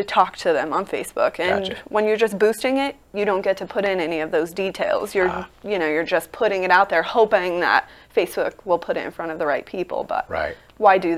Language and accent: English; Nevada, United States; I'm from Nevada. I'm not Vegas local, but I am Nevada native